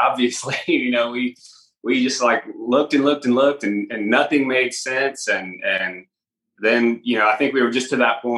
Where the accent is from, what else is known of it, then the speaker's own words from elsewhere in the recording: Oklahoma, United States; growing up in Oklahoma, you have to have country roots